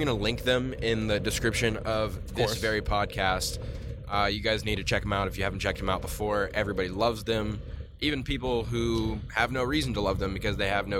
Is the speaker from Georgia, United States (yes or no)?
no; Nashville, Tennessee, United States; moved away; I grew up in Nashville